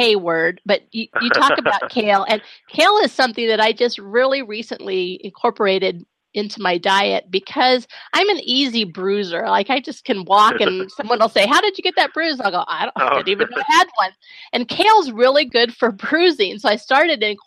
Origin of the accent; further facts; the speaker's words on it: Pacific Northwest, United States; being from the Pacific Northwest